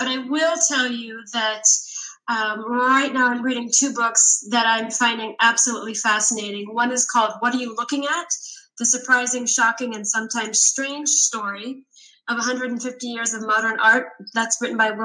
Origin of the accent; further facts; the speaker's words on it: Adak, Alaska, United States; I was born in Adak, Alaska, which is in the Aleutian Islands, in the middle of nowhere